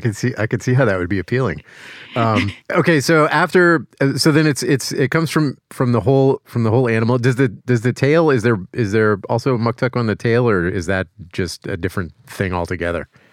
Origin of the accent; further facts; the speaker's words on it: Louisiana, United States; moved away; I'm from Louisiana